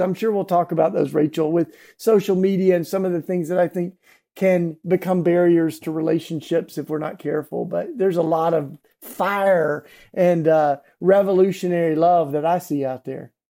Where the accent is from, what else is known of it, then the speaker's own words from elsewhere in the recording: East Tennessee, United States; now in Philadelphia, United States; I grew up in East Tennessee, down south, and what we call the Bible Belt